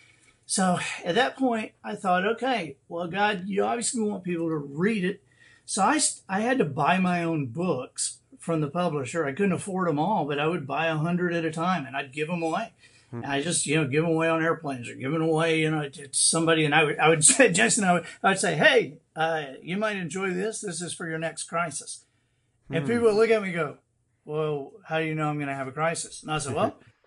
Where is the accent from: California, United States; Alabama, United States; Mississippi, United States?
Alabama, United States; Dothan; when I grew up in Dothan